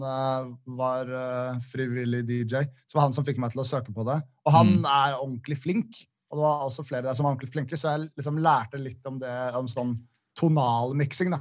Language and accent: Norwegian; Nesodden, Akershus, Norway; moved away as an adult; also born or lived in Oslo / Volda; Jeg bodde i Oslo da, men jeg, jeg kommer egentlig fra Nesodden